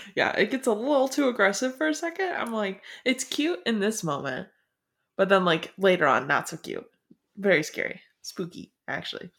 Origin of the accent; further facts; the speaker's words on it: Florida, United States; I've done most of my growing up in Florida